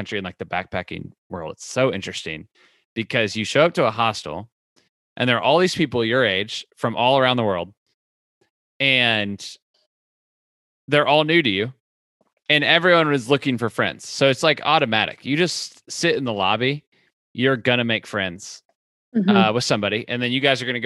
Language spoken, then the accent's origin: English; Florida, United States; I was from Florida.